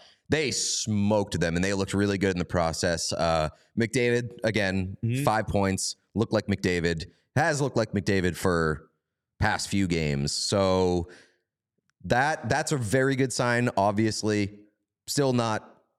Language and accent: English; Canada; That game said to me, we're Canadian. We don't give a fuck about U.S. Thanksgiving. It means nothing to us.